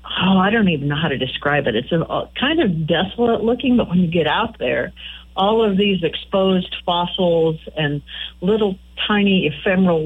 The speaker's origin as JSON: {"language": "English", "town": "Kearney", "region": "Nebraska", "country": "United States", "tie": "born or raised there", "moved": "as an adult", "lives_now": "Chadron, United States", "said": "I grew up in Buffalo County in the Kearney area, and even as a native Nebraskan"}